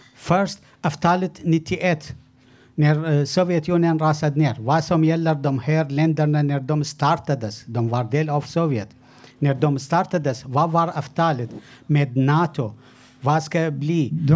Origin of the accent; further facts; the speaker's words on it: Iraq; now in Sweden; Jag kommer från början från Irak